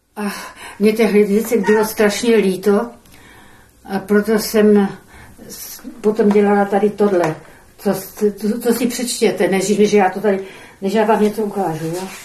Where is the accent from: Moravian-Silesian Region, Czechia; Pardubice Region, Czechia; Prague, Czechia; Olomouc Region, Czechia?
Olomouc Region, Czechia; Olomouc; narodila jsem se v Olomouci, byla jsem učitelkou.